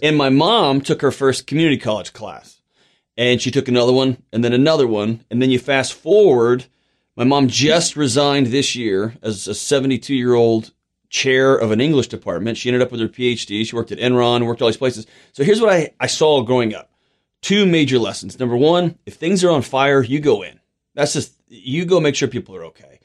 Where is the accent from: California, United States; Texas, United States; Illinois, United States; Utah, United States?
Texas, United States; Houston; I was born and raised in Houston